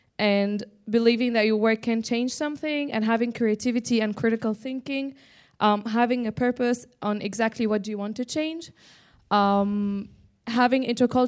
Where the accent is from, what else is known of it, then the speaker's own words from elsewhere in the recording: Egypt; from Egypt and I'm a young Mediterranean voice.